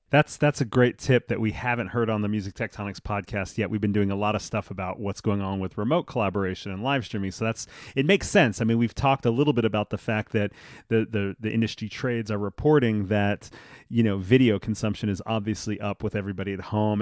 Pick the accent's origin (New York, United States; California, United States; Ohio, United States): New York, United States; New York City; growing up in New York as a, as a musician in school